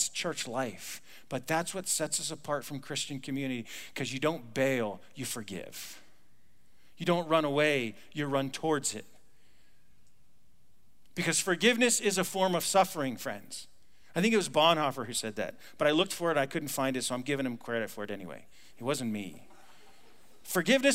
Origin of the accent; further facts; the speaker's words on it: United States; I'm an American